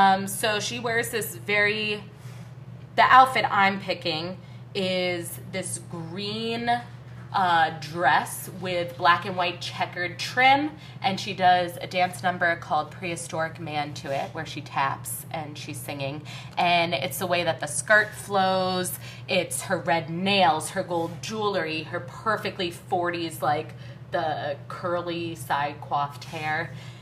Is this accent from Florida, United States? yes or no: no; New York City, New York, United States; born there; And I'm not just saying that because I was born in the West Village, okay?